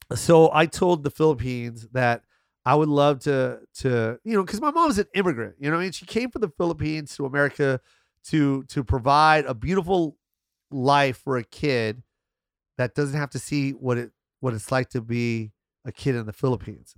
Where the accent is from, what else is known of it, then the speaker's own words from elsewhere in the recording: United States; my mom's Filipino, but I'm American